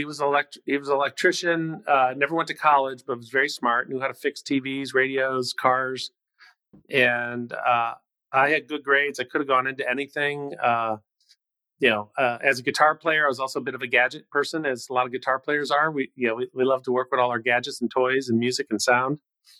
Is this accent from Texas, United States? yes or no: no; Cleveland, Ohio, United States; Great memories. I came from a very large family, large ethnic family, 36 cousins on my mother's side.